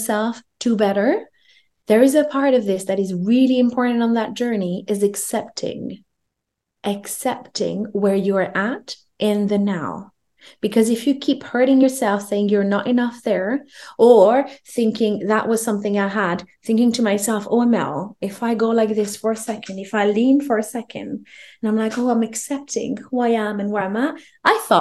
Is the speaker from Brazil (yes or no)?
no; France; I grew up in France. I'm French Moroccan.